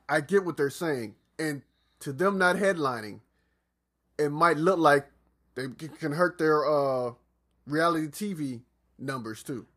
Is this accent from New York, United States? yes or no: no; Atlanta, Georgia, United States; also born or lived in South Carolina; I'm not from Atlanta, but pr-, practically spend majority of my childhood in Atlanta